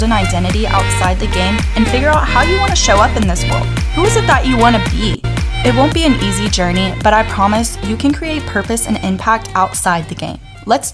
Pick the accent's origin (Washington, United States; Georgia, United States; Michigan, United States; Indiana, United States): Georgia, United States; Atlanta; now in New York, United States; I currently live in New York. I was born and raised in Atlanta, Georgia.